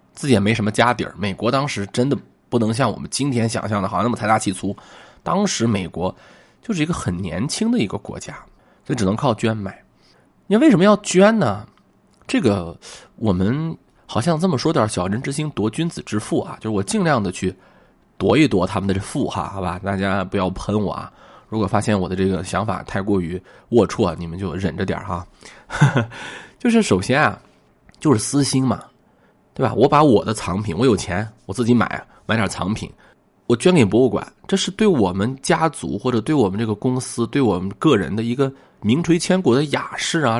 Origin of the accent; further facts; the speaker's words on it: Shanxi, China; 我是一个山西人啊